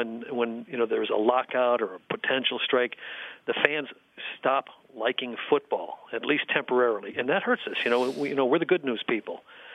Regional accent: Buffalo, New York, United States; moved away; I'm originally from Buffalo

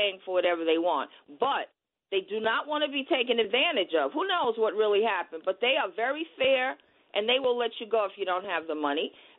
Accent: New York City, New York, United States; I grew up in Harlem. I still live here.

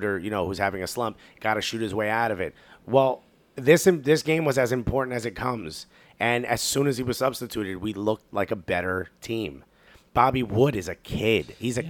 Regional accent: United States; as an American soccer fan

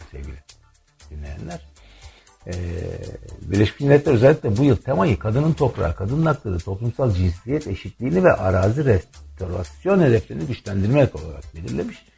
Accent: Turkey; ülkemde demokrasinin var olması için çalıştım

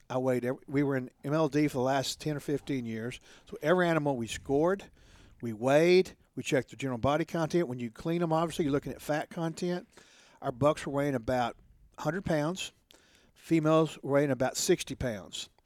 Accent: Odessa, Texas, United States; I was born and bred in Odessa

